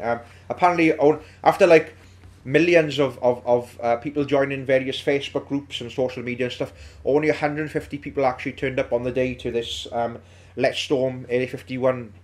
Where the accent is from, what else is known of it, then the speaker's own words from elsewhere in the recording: Wales, United Kingdom; We are all based in and around the South Wales valleys.